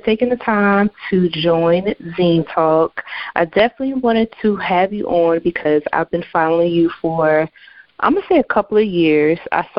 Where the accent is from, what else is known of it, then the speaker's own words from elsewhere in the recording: New Jersey, United States; I'm from New Jersey.